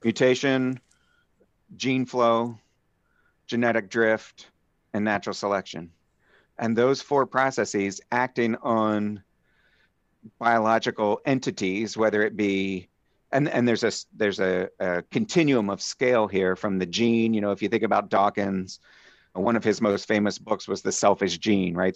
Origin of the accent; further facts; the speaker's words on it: Phoenixville, Pennsylvania, United States; I was born in Southeast Pennsylvania, a little town called Phoenixville, just outside of Philly